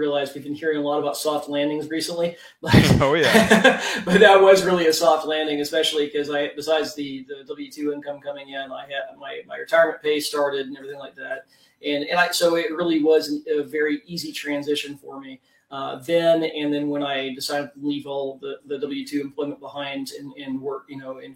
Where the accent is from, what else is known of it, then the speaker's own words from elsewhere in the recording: Tulsa, Oklahoma, United States; moved away as an adult; also born or lived in North San Diego County, California; I grew up in Oklahoma and went to the University of Oklahoma.